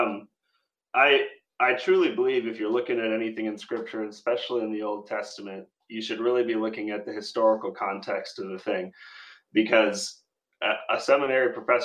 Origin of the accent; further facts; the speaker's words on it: Minneapolis, Minnesota, United States; now in Tucson, United States; I'm originally from Minneapolis, so in your state